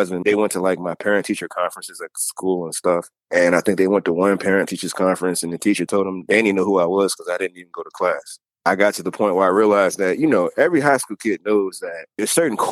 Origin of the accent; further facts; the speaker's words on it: Norfolk, Virginia, United States; When I was growing up in Norview